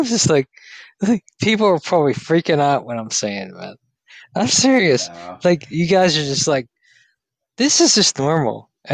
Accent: Pittsburgh, Pennsylvania, United States; Pittsburgh, man. Pittsburgh.

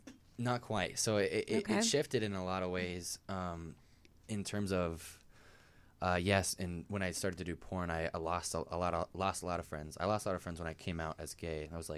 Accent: Colorado, United States; I grew up in Colorado.

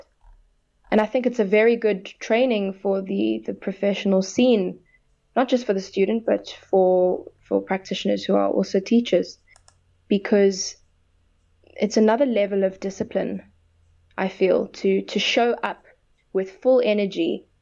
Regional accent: South Africa; I'm proudly South African, and I want to represent my country

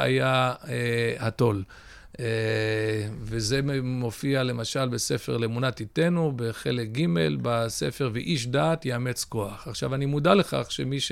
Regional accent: Ra'anana, Central District, Israel; also born or lived in United States; נולדתי בארצות הברית לפני 48 שנים. אה, עלינו לארץ בשנת תשמ"ד, שיש קוראים מכנים אותה תשד"מ, שזה 1984. אה, גדלתי ברעננה

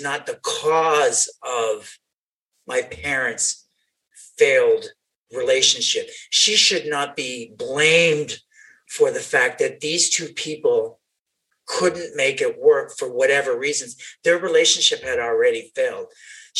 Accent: Canada; moved away; I'm from Canada

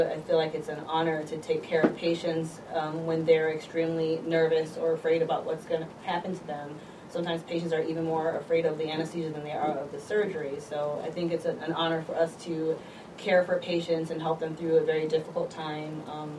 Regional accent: Chicago, Illinois, United States; also born or lived in Philadelphia; So my background, I was born and raised in Chicago. My family's from Ghana, West Africa, if you're wondering where my name comes from. I did most of my training here in Chicago at University of Chicago

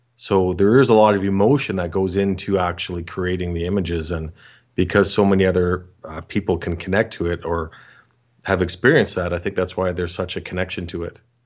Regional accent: Canada; I'm from Canada

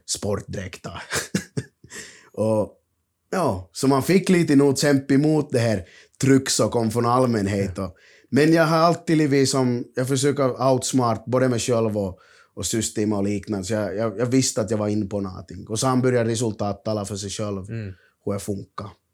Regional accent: Finland; jag är från Finland

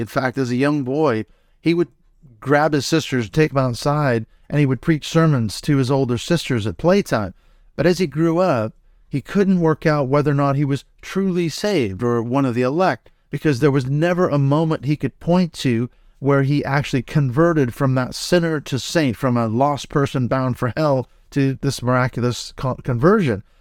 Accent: Seattle, Washington, United States; as a kid, growing up in the Church of Christ denomination up in the Seattle, Washington area in the United States

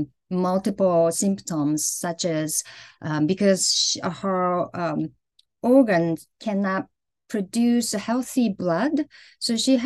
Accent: Hiroshima, Japan; growing up in Hiroshima in the 70s and the 80s

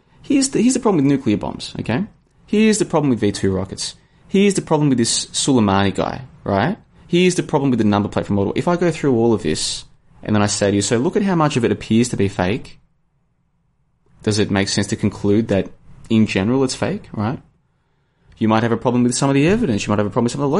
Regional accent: Australia; I'm from Australia.

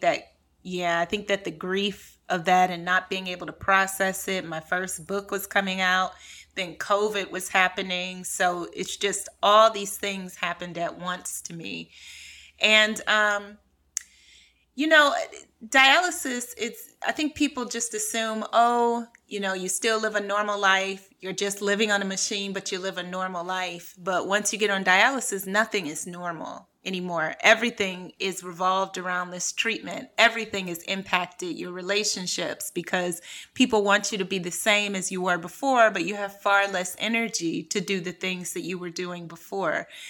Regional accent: Cleveland, Ohio, United States; born or raised there; moved away as an adult; also born or lived in New York / California / France

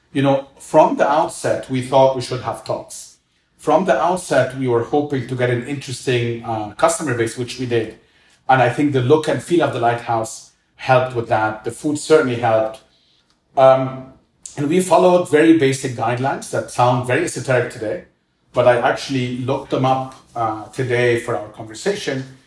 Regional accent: Cairo, Cairo Governorate, Egypt; I grew up in Cairo. I'm Egyptian.

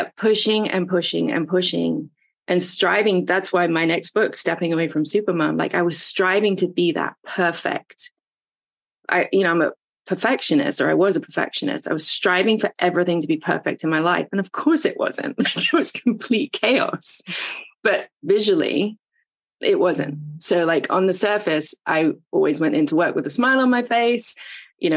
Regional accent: England, United Kingdom; moved away as an adult; now in Atlanta, United States; I came over from England to Atlanta in my early 20s

